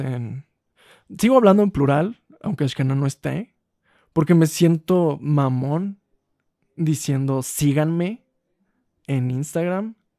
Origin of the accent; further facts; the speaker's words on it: Huasteca, Mexico; En mi pueblo